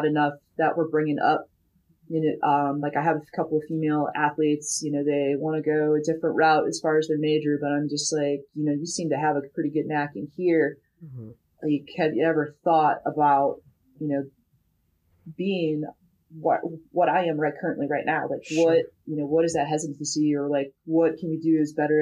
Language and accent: English; Midwest, United States; I'm from the Midwest.